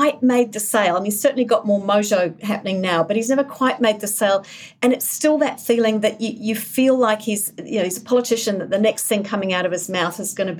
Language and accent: English; England, United Kingdom; now in New Zealand; I was born in New Zealand, I grew up in England.